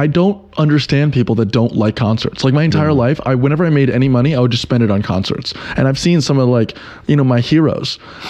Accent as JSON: {"language": "English", "country": "United States", "said": "I'm American and I'm in Amsterdam"}